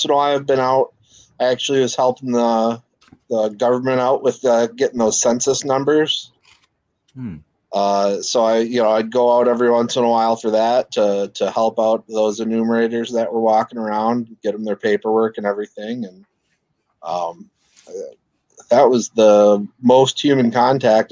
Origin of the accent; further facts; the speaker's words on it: Saginaw, Michigan, United States; moved away as an adult; also born or lived in Mount Pleasant, Michigan; now in Lansing, United States; originally, I'm from Saginaw, just not too far. Lived there, went off to college at Central